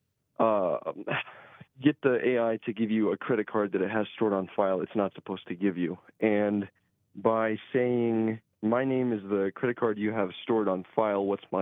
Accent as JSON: {"language": "English", "town": "Fairburn", "region": "South Dakota", "country": "United States", "tie": "born or raised there", "said": "I did grow up in Fairburn, South Dakota. It's a small town"}